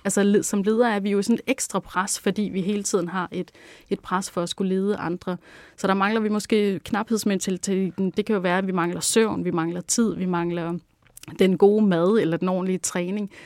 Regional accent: Langeland, Southern Denmark, Denmark; ved at vokse op på Langeland, og hvor jeg voksede op i sådan et sådan lidt øh, hippieagtigt hjem

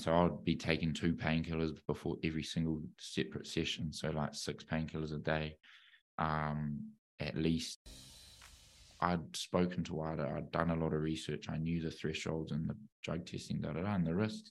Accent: Auckland, New Zealand; growing up in New Zealand

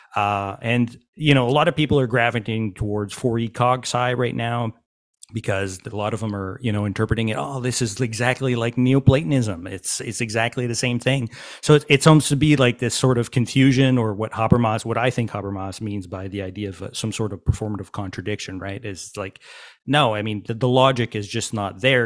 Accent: Quebec, Canada; I'm from Quebec

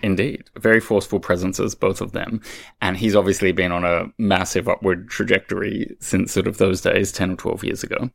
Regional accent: Australia; moved away as an adult; I being an Australian

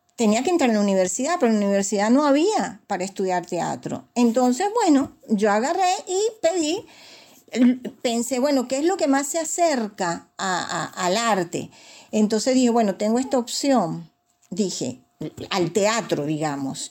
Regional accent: Caracas, Capital District, Venezuela; yo nací en la parroquia La Candelaria, en la esquina de Puente Llanes a Perico

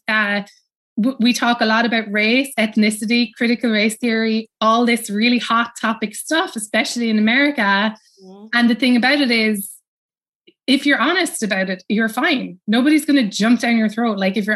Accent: Cobh, Munster, Ireland; moved away as an adult; now in New York, United States; I grew up in Cove, you know, and which is where everybody, you know, famously left from

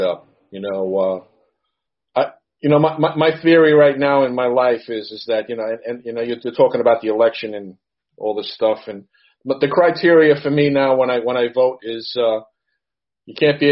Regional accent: New York City, New York, United States; also born or lived in Suffolk County, New York; I'm a retired New York City policeman, and I'm a New Yorker

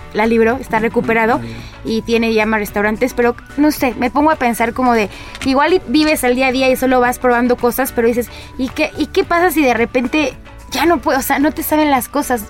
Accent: Mexico; como mexicana

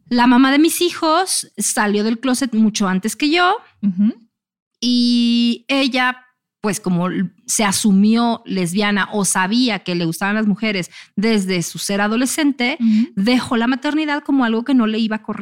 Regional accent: Monterrey, Nuevo León, Mexico; regia. O sea, yo soy de Monterrey.

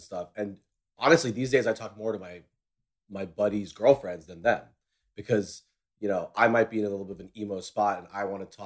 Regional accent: New York City, New York, United States; also born or lived in New Hampshire / Washington, D.C.; I grew up here in New York City, went to private school here

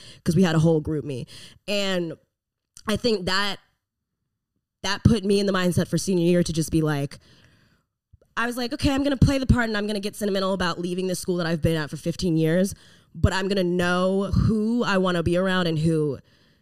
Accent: Memphis, Tennessee, United States; born or raised there; moved away

